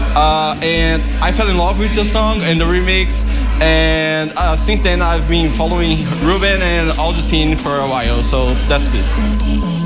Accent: Brazil; I'm from Brazil

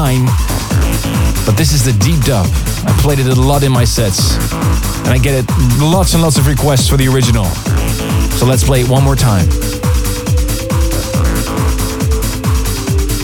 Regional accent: Leiden, South Holland, Netherlands; my hometown, Leiden

